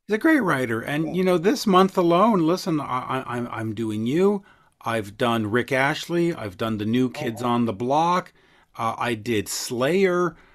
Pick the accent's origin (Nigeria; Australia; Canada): Canada; Montreal, Quebec; as we say in Montreal